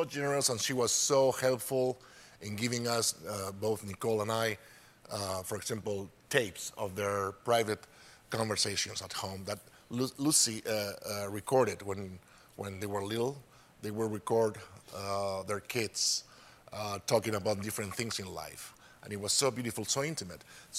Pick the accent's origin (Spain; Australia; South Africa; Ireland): Spain; English is a second language; We barely have TVs there back in the 50s. Actually, in the 50s, we had Franco, which is a dictatorship.